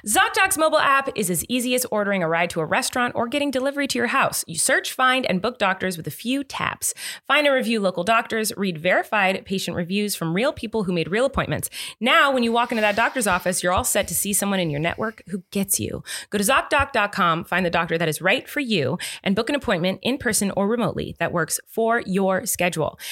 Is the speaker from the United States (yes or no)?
yes; Santa Barbara, California, United States; I grew up in Santa Barbara, where it's pretty much just around the seventy, in the seventies degree area all year round